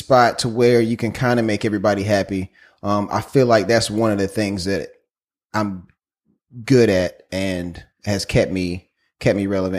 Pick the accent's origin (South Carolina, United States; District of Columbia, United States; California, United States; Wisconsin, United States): South Carolina, United States; I am from South Carolina